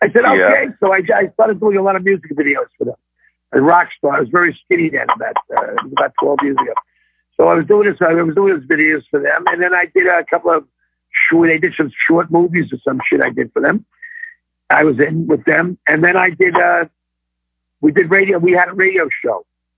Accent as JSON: {"language": "English", "region": "New York", "country": "United States", "said": "I'm a fucking New Yorker. That's what I am. I talk like a New Yorker"}